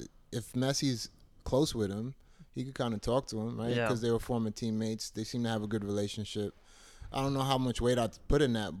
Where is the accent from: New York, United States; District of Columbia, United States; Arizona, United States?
New York, United States; I'm from New York and I'm like, man, we're not making no moves.